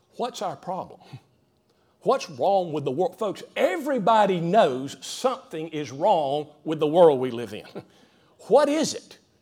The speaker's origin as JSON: {"language": "English", "town": "Greenville", "country": "United States", "tie": "born or raised there", "said": "growing up in the Greenville area"}